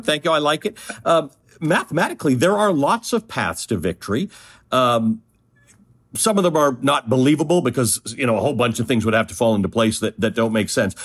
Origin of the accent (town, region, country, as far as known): Toronto, Ontario, Canada; born or raised there; also born or lived in Kenya